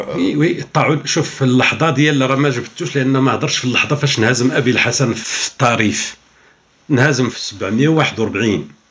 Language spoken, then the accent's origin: Arabic; Morocco; عندنا في المغرب